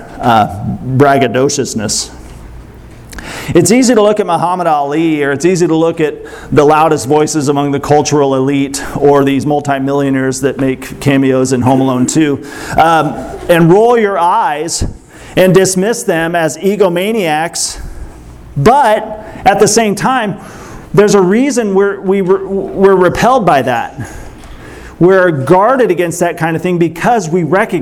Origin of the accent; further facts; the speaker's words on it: Springfield, Missouri, United States; I'm from Springfield, Missouri